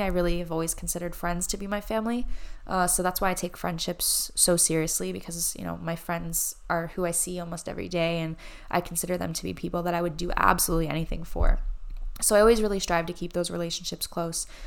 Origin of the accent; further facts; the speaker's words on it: New Jersey, United States; moved away as an adult; I grew up in New Jersey. I lived in New Jersey until I was twenty-one